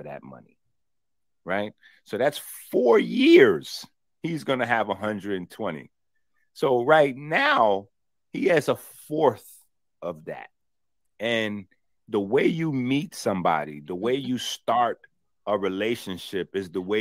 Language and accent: English; New York City, New York, United States; I'm from the Bronx